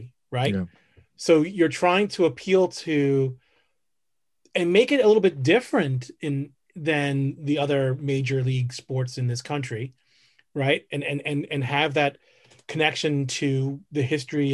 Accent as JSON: {"language": "English", "country": "United States", "said": "I'm an American"}